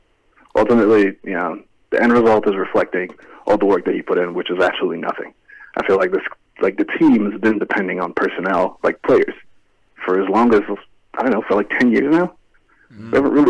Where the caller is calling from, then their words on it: Houston, Texas, United States; I'm calling from Houston, Texas.